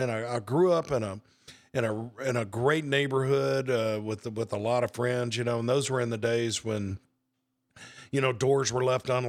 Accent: Hattiesburg, Mississippi, United States; now in Madison, United States; Yeah, I was born in Hattiesburg, 1961. Family had been there for several generations.

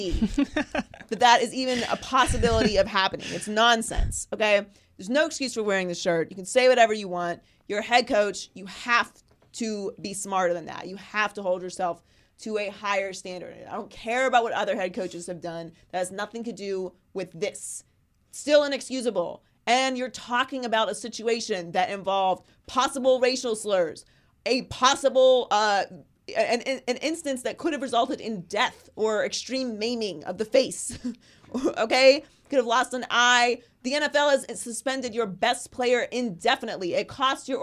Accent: Pittsburgh, Pennsylvania, United States; also born or lived in Miami; now in Los Angeles, United States; I'm from Pittsburgh.

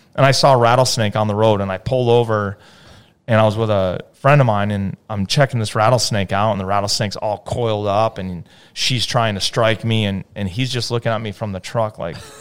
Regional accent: Hartford, Connecticut, United States; I was born in Hartford, Connecticut.

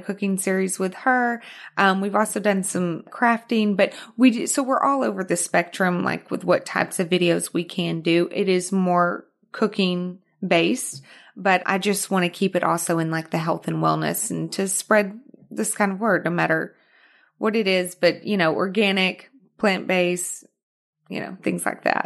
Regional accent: Arkansas, United States; accent: Arkansas; moved away as an adult; also born or lived in Houston, Texas / New York; now in Los Angeles, United States; I was born in Houston, but I was raised in Arkansas

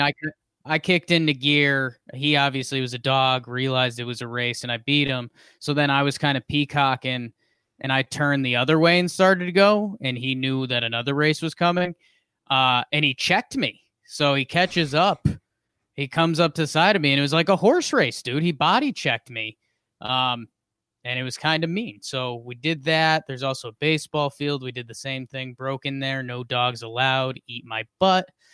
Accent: Southington, Connecticut, United States; moved away; I am coming live from the Pumpkin Pie Studio in Southington, Connecticut, uh, at my mother's house

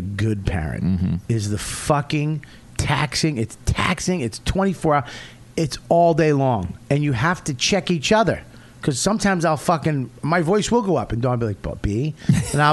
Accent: Boston, Massachusetts, United States; I'm from Boston

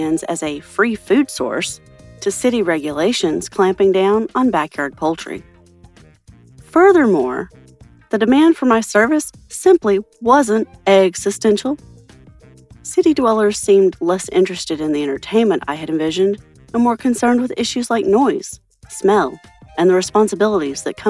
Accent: Boise, Idaho, United States; from Boise, Idaho.

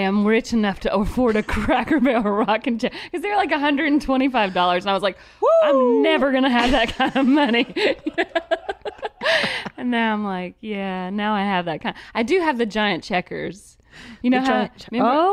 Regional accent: Georgia, United States; also born or lived in California; we moved to Georgia from California when I was little

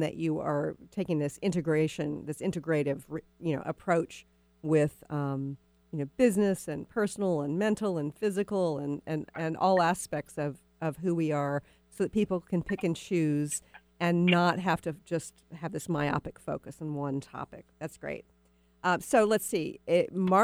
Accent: Texas, United States; moved away; I'm a Texan originally

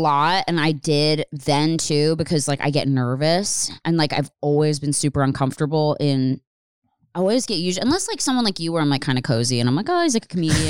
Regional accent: Pennsylvania, United States; I didn't grow up in the city. I grew up in Upper Bucks County, like outside.

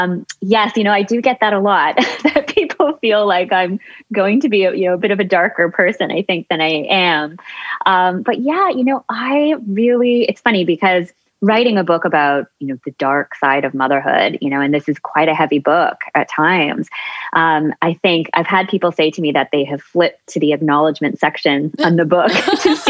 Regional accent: Newmarket, Ontario, Canada; I grew up just outside of Toronto in a suburb called Newmarket

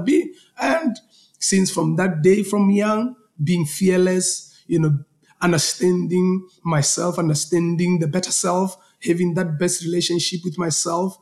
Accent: Polokwane, Limpopo, South Africa; I'm coming from a small, you know, town called Polokwane

